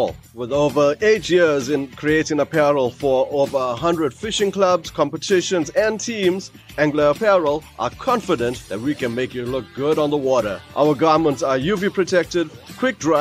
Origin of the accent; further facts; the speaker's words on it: Durban, KwaZulu-Natal, South Africa; I am from Durban